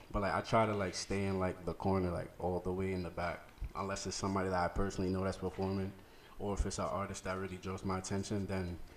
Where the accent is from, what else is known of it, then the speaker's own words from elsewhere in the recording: New York City, New York, United States; from the Bronx, the South Bronx to be exact